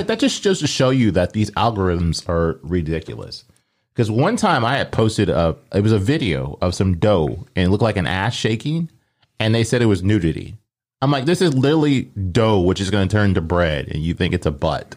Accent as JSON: {"language": "English", "town": "Omaha", "region": "Nebraska", "country": "United States", "tie": "born or raised there", "said": "growing up, I always said pop 'cause I grew up in Omaha."}